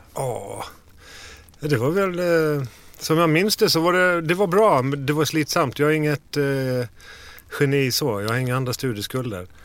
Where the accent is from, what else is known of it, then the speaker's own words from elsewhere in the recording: Falkenberg, Halland County, Sweden; moved away; västkusten, Falkenberg